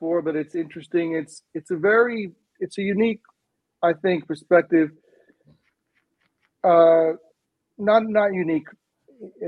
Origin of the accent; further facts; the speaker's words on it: Bahamas; accent: British sort of accent; moved away as an adult; also born or lived in Evanston, Illinois, United States; now in United States; I was from the Bahamas, which is a British colony. So I had a much more of an accent and a more of a British sort of accent